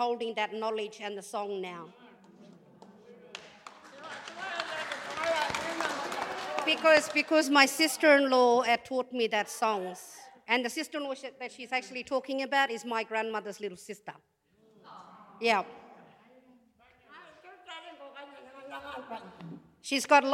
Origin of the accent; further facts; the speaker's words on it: Papunya, Northern Territory, Australia; I'm from Papanya, I live in Papanya